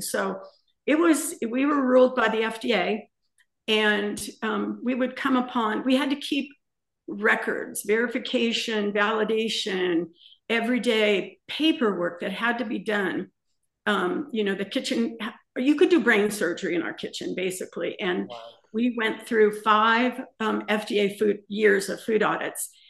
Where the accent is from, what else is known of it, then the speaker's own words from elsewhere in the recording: La Puente, California, United States; moved away as an adult; also born or lived in Montebello, California / Santa Cruz Mountains, California; now in Palm Springs, United States; we left La Puente in uh, the San Gabriel Valley when we were 19. Um, I was born in Montebello.